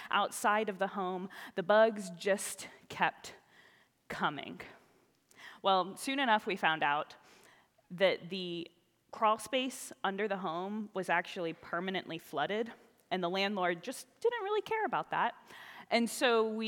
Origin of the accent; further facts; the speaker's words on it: the South, United States; moved away; I was raised in the South, where sometimes those things are just a part of life